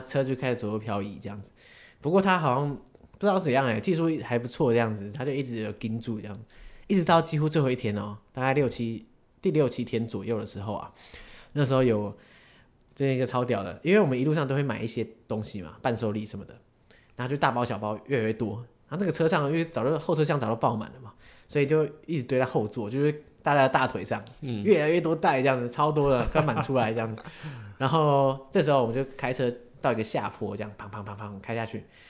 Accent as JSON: {"language": "Chinese", "country": "Taiwan", "said": "因为我们身为台湾人"}